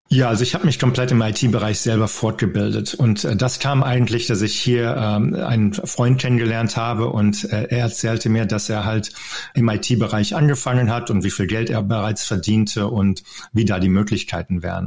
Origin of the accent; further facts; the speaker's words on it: North Rhine-Westphalia, Germany; moved away as an adult; also born or lived in Denver, Colorado; now in United States; Ich bin ja am Niederrhein aufgewachsen